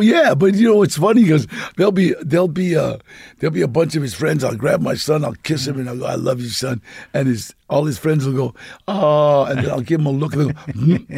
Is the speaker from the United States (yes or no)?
yes; Los Angeles, California, United States; my family was, uh, lived on Temple S, uh, Street.